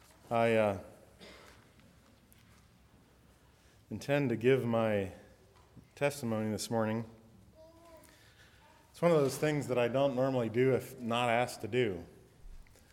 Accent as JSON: {"language": "English", "town": "Lima", "region": "Ohio", "country": "United States", "tie": "born or raised there", "said": "I grew up in Western Ohio, just up here. I was born in Lima, not too far away."}